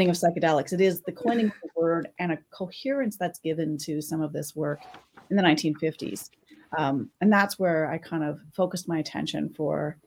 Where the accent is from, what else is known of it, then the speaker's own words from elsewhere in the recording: Saskatchewan, Canada; I'm a historian here in Canada, and I grew up in Saskatchewan